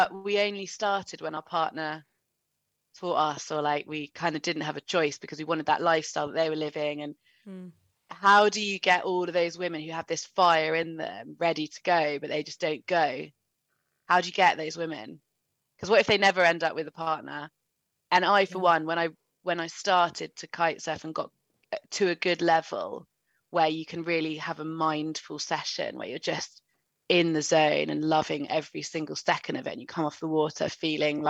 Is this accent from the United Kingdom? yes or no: yes; Surrey, South East England, United Kingdom; moved away as an adult; also born or lived in Cardiff; I grew up in Surrey and a very country bumpkin kind of lifestyle